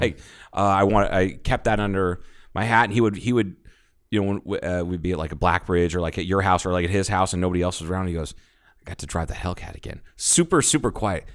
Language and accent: English; Ohio, United States; now in Arizona, United States; I'm from Ohio.